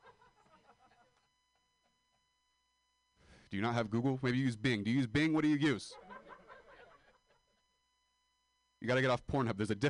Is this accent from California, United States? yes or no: yes; Modesto, California, United States; moved away